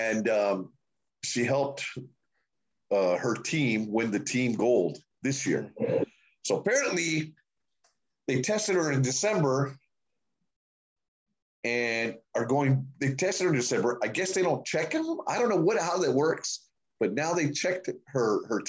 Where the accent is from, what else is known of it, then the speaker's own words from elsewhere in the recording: United States; I'm an American dude